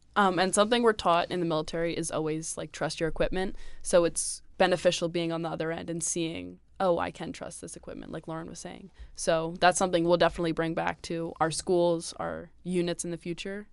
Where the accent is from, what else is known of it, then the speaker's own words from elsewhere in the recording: Pennsylvania, United States; I'm from Pennsylvania, so I go to school at Bucknell.